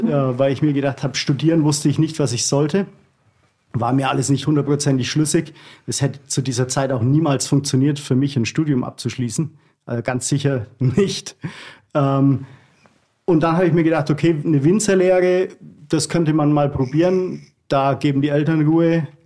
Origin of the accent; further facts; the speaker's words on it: Germany; Ich sehe mich da, ich sehe mich da eher als äh, Deutscher äh, in diesem Punkt.